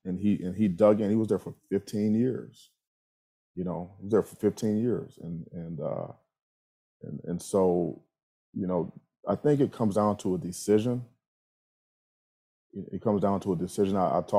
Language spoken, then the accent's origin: English; Ohio, United States; I'm from Ohio.